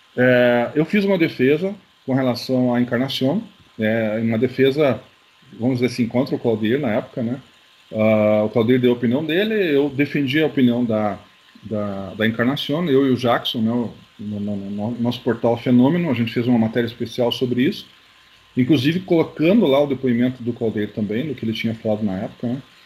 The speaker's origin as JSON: {"language": "Portuguese", "town": "Curitiba", "region": "Paraná", "country": "Brazil", "said": "eu sou de Curitiba"}